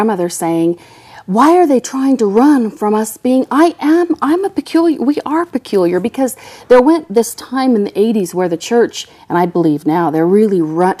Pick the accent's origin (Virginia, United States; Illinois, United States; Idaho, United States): Idaho, United States; Rigby; also born or lived in Rexburg, Idaho; I was born in Rexburg, Idaho, and home of Ricks College, now BYU, Idaho. I lived about 12 miles south of there in a little teeny town called Rigby, Idaho. My folks were both sixth generation LDS. I am.